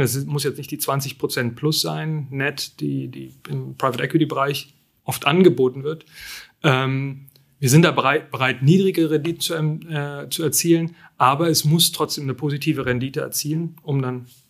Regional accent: Frankfurt, Brandenburg, Germany; moved away; ich komme aus Frankfurt

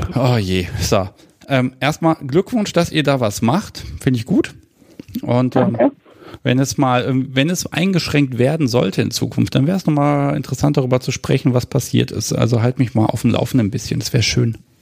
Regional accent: Hanover, Lower Saxony, Germany; aus meiner Heimatstadt

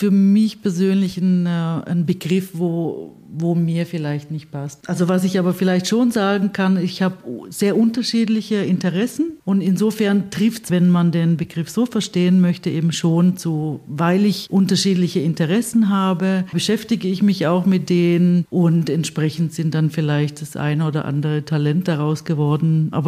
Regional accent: Stuttgart, Baden-Württemberg, Germany; Ich bin in Stuttgart aufgewachsen bzw. geboren.

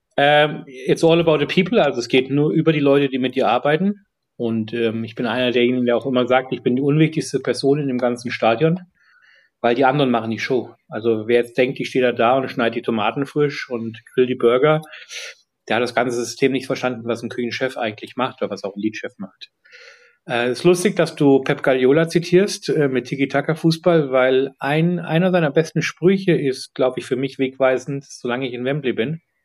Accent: Fulda, Hesse, Germany; also born or lived in Munich, Germany; now in London, United Kingdom; in Fulda, wo ich herkomme, beziehungsweise auch in München

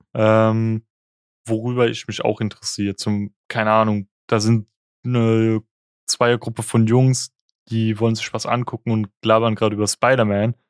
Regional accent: the Palatinate area, Rhineland-Palatinate, Germany; ich komme auch aus der Ecke

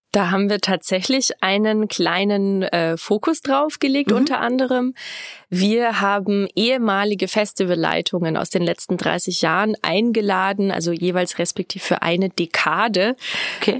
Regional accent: near Rosenheim, Upper Bavaria, Germany; moved away as an adult; now in Regensburg, Germany; bin ich ursprünglich aus der Nähe von Rosenheim, Oberbayern

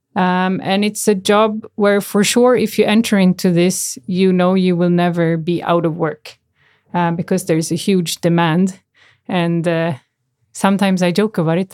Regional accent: Canada; moved away; I grew up in Canada

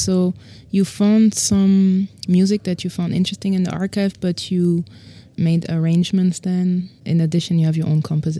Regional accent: Paris, Île-de-France, France; Paris is my hometown.

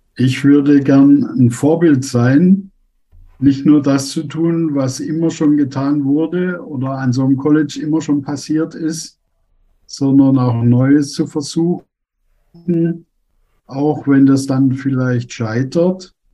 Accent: Germany; moved away as an adult; now in Tunduru, Tanzania; Als Deutsche

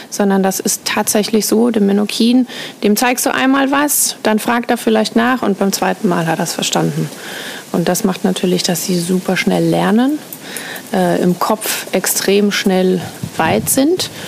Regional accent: Austria; moved away as an adult; now in Menorca, Spain; Ich bin ursprünglich Österreicherin.

